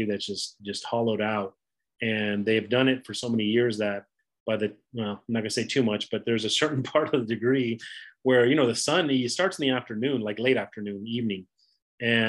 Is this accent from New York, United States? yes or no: no; the Bay Area, California, United States; I grew up in the Bay Area, so I'm familiar with it.